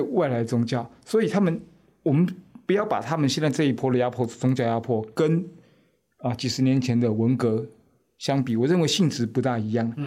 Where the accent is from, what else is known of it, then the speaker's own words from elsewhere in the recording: Taiwan; also born or lived in France; 我们台湾人